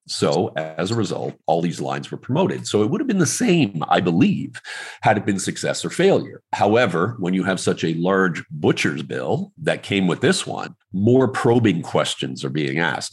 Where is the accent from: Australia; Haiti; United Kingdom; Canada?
Canada; I'm like Canadian